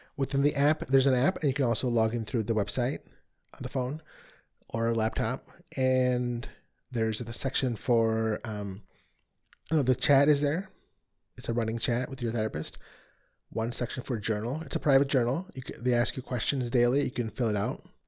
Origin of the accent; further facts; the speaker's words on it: Chicago, Illinois, United States; I'm from the Chicago area